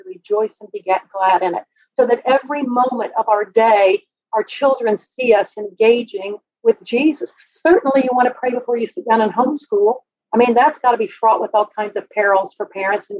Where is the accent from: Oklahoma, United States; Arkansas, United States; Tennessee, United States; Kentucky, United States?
Oklahoma, United States; Oklahoma City; I was raised in Oklahoma City